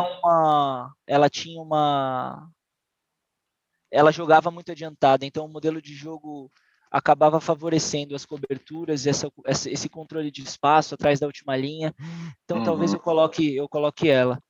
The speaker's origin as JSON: {"language": "Portuguese", "town": "Santos", "region": "São Paulo", "country": "Brazil", "tie": "born or raised there", "said": "em Santos, que foi onde eu nasci e cresci"}